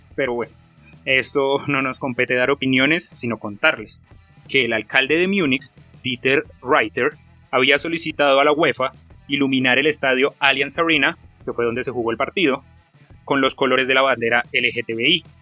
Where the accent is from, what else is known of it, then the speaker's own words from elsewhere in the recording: Colombia; soy colombiano